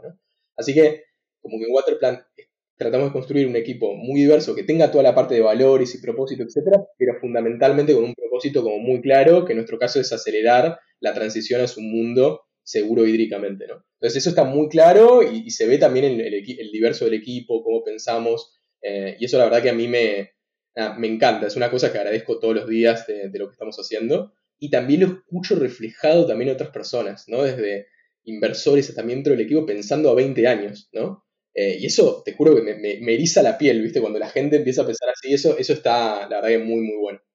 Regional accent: Argentina; soy argentino, fui al Instituto de nuevo Buenos Aires

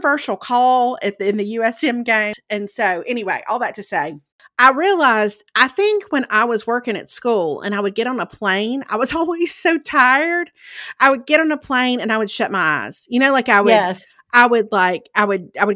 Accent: Meridian, Mississippi, United States; moved away; I grew up in Meridian

